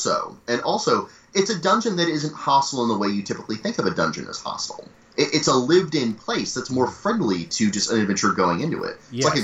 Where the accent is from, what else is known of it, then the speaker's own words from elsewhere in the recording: United States; But as an American